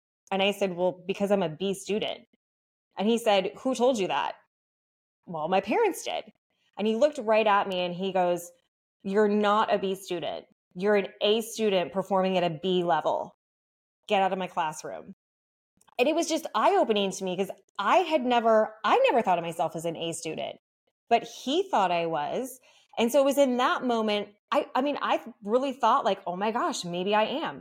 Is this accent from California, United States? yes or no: no; Iowa, United States; I grew up just a middle-class kid in Iowa